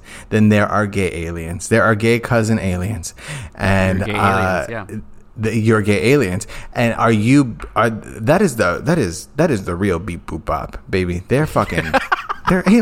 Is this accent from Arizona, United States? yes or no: yes; Phoenix, Arizona, United States; Growing up in South Central Phoenix